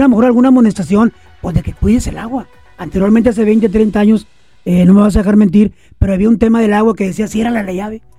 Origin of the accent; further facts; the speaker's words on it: Reynosa, Tamaulipas, Mexico; conozco Reynosa, soy de Reynosa, vivo en Reynosa